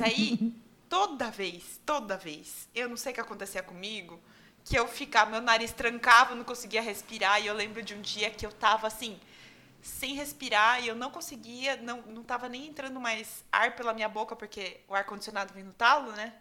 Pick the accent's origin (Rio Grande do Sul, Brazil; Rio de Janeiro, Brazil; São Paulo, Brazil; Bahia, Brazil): São Paulo, Brazil; Itu; eu sempre morei em Itu. Eu nasci em Itu